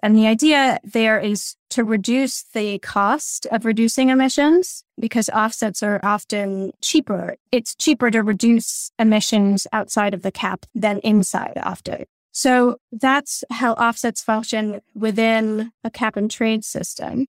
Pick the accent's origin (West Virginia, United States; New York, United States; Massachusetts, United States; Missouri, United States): New York, United States; New York City; also born or lived in Colorado / Vermont; now in Hanover, United States; I actually grew up in New York City. I was born in Colorado, but we relocated to New York City